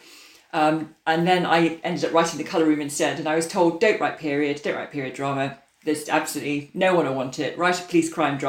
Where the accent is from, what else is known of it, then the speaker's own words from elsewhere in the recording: Derby, East Midlands, United Kingdom; I grew up in Derby